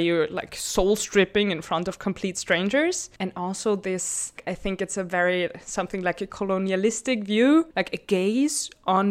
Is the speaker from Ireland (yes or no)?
no; Vienna, Austria; now in Brussels, Belgium; I always like perceived myself as Viennese because I have heritage somewhere else